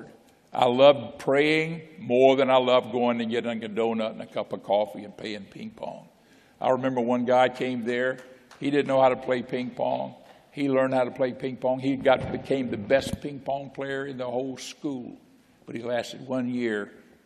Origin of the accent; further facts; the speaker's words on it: Florida, United States; moved away as an adult; I grew up in Florida. You know, Pensacola, Miami, Tampa, you know. My dad was working, it's construction work